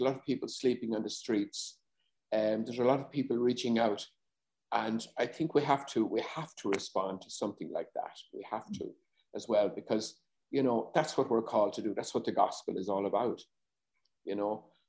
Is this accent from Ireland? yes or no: yes; Ireland; Growing up, I know I wasn't as confident as I am now